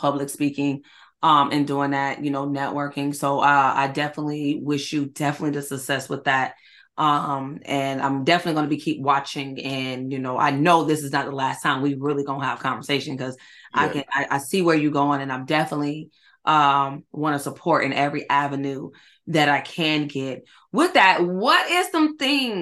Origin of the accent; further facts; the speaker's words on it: Greensboro, Georgia, United States; from my hometown, Greensboro, Georgia